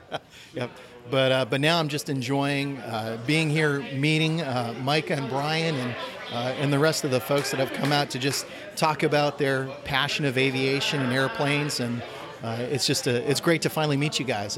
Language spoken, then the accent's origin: English; Portland, Maine, United States; also born or lived in Biddeford, Maine / Aroostook County, Maine / Frenchville, Maine; I was born and raised in Maine, in Portland